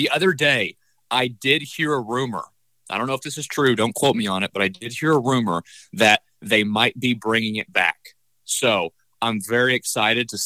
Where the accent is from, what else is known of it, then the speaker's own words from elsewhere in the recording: United States; I'm an American